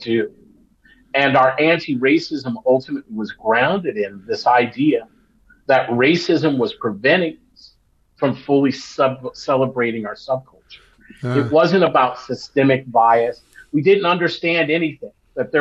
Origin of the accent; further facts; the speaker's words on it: Los Angeles, California, United States; also born or lived in Long Beach, California; I grew up in Los Angeles and in Long Beach